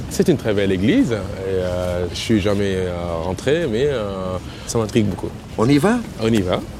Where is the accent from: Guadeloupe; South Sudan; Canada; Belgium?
South Sudan; French is a second language; now in Paris, France; j'ai 34 ans, je suis originaire du Soudan, qui est le Sud-Soudan maintenant